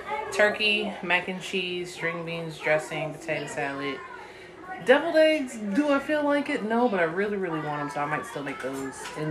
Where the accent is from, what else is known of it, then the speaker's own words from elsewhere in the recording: Buffalo, New York, United States; now in Texas, United States; my hometown, aka Buffalo